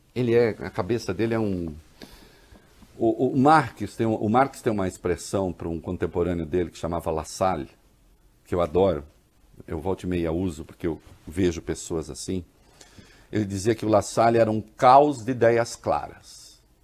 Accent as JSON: {"language": "Portuguese", "country": "Brazil", "said": "eu sou caipira, eu sou do interior."}